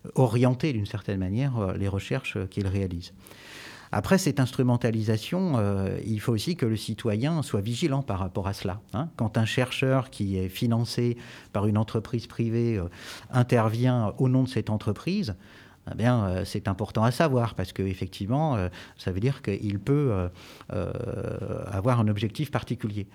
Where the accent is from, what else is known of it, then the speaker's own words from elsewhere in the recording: Jura, Bourgogne-Franche-Comté, France; now in Poitiers, France; Je suis jurassien